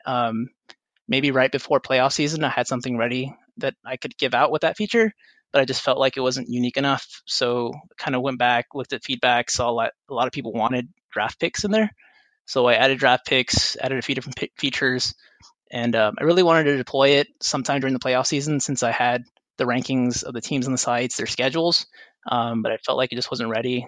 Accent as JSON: {"language": "English", "area": "Rio Grande Valley", "region": "South Texas", "country": "United States", "tie": "born or raised there", "also_born_or_lived": "San Antonio, Texas", "said": "I was born and raised in South Texas in the Rio Grande Valley before moving here to attend the University of Texas at San Antonio"}